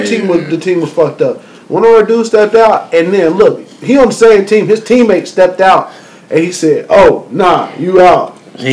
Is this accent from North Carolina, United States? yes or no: yes; North Carolina, United States; I'm from North Carolina, but I went to NC State